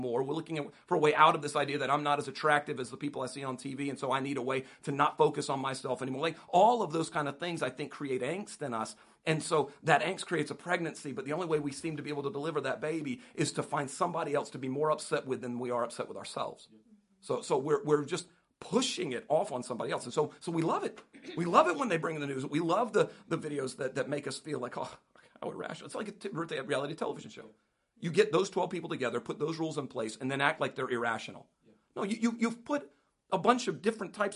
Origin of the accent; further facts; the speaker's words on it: United States; as an American